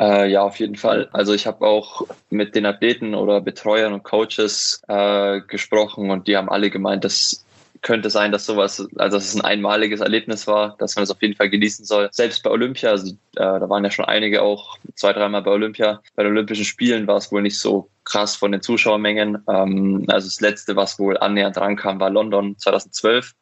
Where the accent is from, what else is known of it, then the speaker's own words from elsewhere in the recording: near Munich, Bavaria, Germany; bin ja aufgewachsen in der Nähe von München